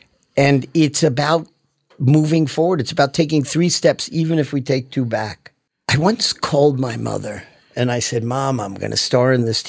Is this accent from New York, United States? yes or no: yes; Manhattan, New York, United States; born there; also born or lived in Teaneck, United States; I was born in Manhattan.